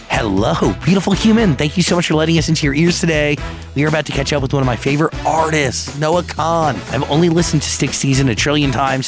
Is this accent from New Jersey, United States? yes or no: yes; New Jersey, United States; I am from New Jersey